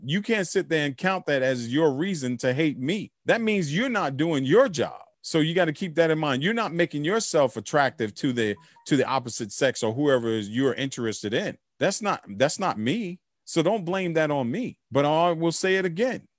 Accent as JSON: {"language": "English", "country": "United States", "said": "I'm American"}